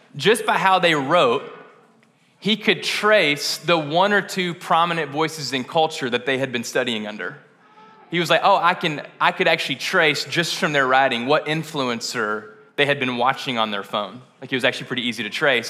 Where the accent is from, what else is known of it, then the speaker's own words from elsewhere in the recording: West Kentucky, United States; I'm from West Kentucky